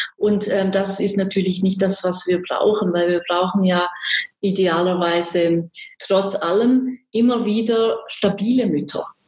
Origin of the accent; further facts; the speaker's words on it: Graubünden, Switzerland; accent: Swiss; moved away as an adult; also born or lived in Swabia / Basel / Tübingen; now in Böblingen, Germany; Wie Sie an meiner Sprache hören, bin ich Schweizerin. Ich komme aus Graubünden in der Schweiz.